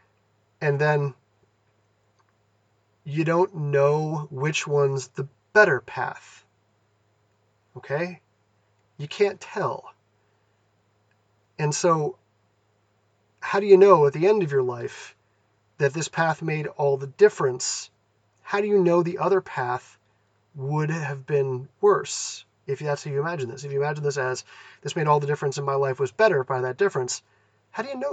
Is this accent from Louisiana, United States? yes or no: no; Massachusetts, United States; moved away as an adult; also born or lived in California; I grew up in Massachusetts. I moved to California for college